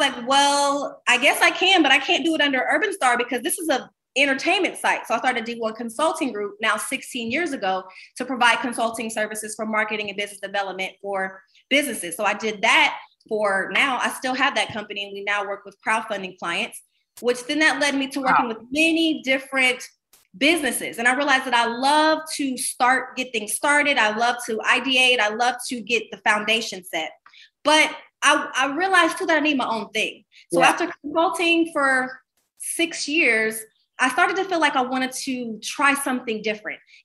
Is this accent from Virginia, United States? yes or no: no; Columbus, Ohio, United States; moved away; also born or lived in Los Angeles / Miami; I moved back to my hometown of Columbus, Ohio.